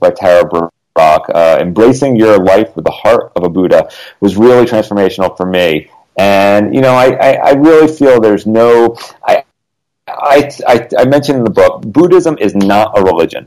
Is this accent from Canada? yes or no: no; Connecticut, United States; now in Los Angeles, United States; I grew up in Connecticut, where there's like a foot of snow right now